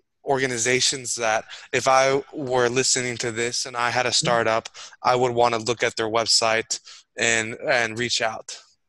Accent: United States; me as an American, a gringo

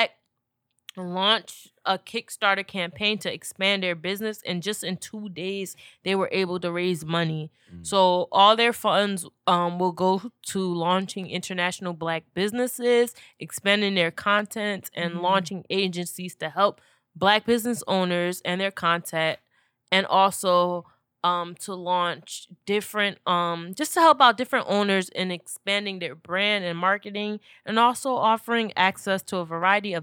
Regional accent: Orange, New Jersey, United States; my hometown, Orange, New Jersey

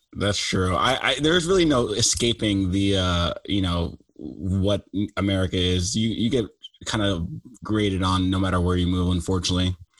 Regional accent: New York, United States; I grew up in New York

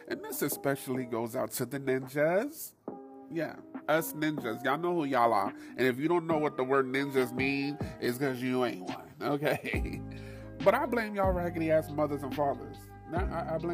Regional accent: New York, United States; being a New Yorker

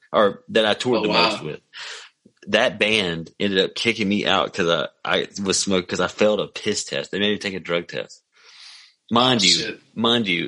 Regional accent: McComb, Mississippi, United States; also born or lived in Jackson, Mississippi; now in Hattiesburg, United States; I'm from Macomb and I grew up in Macomb, but at one point in time I lived in Jackson, or like 3 points in time I lived in Jackson, and now I live right outside of Hattiesburg, Mississippi

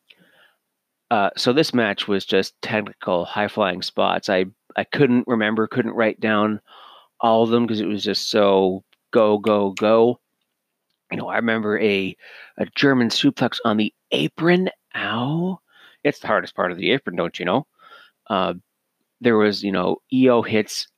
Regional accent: Canada; as Canadian myself

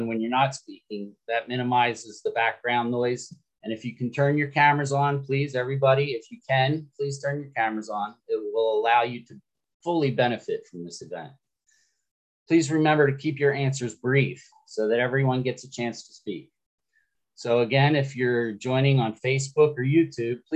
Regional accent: Florida, United States; I'm from Florida

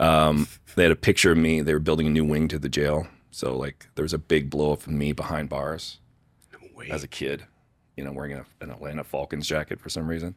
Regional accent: Sudbury, Ontario, Canada; also born or lived in Saskatchewan; now in Calgary, Canada; I grew up in Sudbury, Ontario. So mining town, like four hours north of Toronto

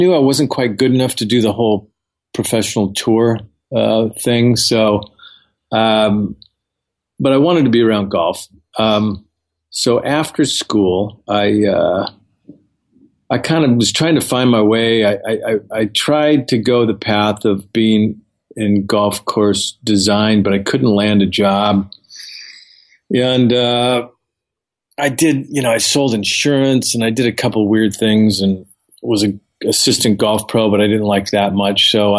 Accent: California, United States; I'm from Southern California. I grew up in a very modest household.

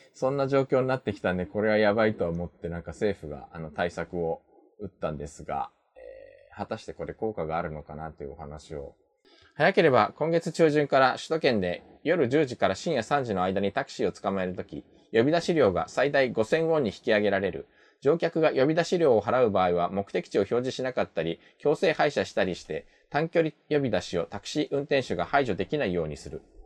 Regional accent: Japan; also born or lived in South Korea; 日本生まれ、2回目の韓国在住が先日終わりました。日本人の

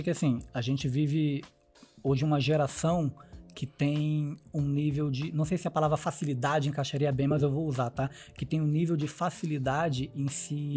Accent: Mesquita, Rio de Janeiro, Brazil; also born or lived in Jardim Guacuri, São Paulo; now in São Paulo, Brazil; eu sou da Chatuba de Mesquita. Baixada Fluminense do Rio de Janeiro.

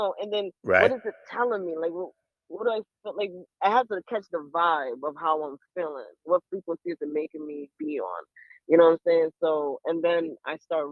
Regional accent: Rhode Island, United States; also born or lived in Panama; now in Baltimore, United States; I was born there. I was born in Panama, and I grew up in Rhode Island

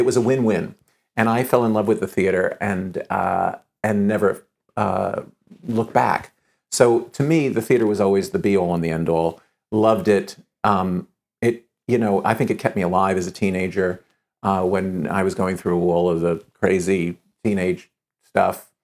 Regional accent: New York City, New York, United States; I was born in New York City and, and grew up here

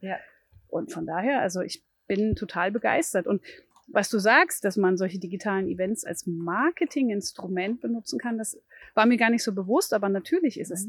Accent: Thuringia, Germany; now in Bremen, Germany; bin aber ursprünglich aus Thüringen.

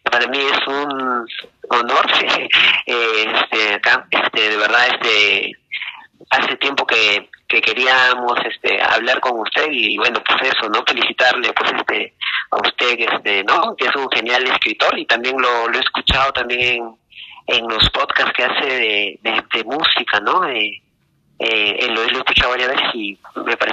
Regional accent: Lima, Peru; soy de acá de Lima

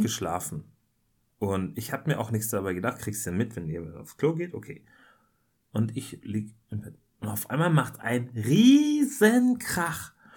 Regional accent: Germany; als Deutscher

